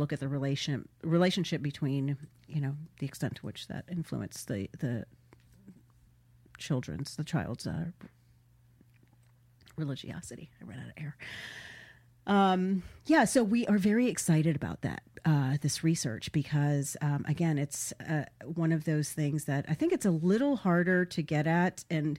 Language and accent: English; Florida, United States; South Florida.